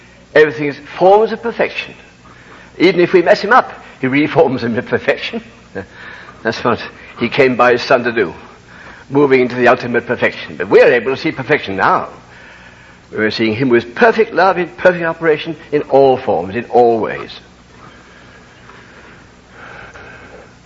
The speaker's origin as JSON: {"language": "English", "country": "United Kingdom", "said": "I can't help being British."}